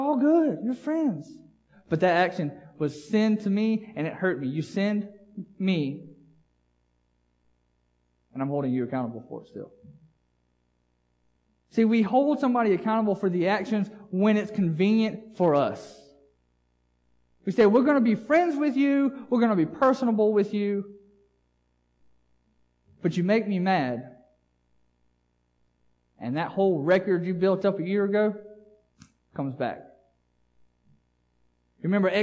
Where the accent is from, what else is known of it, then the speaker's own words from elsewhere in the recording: United States; As an American culture